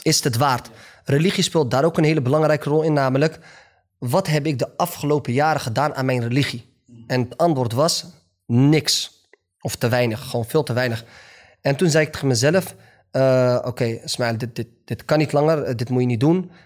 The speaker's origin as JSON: {"language": "Dutch", "country": "Netherlands", "also_born_or_lived": "Morocco", "said": "Kijk, ik ben een Marokkaan. Ik ben Nederlander"}